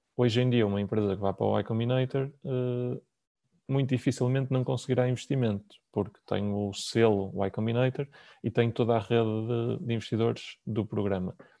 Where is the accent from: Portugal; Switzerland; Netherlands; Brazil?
Portugal; Porto, Norte; Eu sou do Porto, trabalho no Porto, nós temos escritório na Optec.